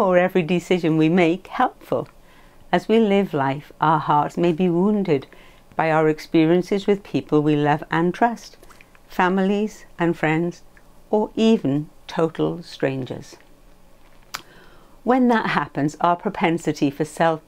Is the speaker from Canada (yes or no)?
no; Welsh, Wales, United Kingdom; Being Welsh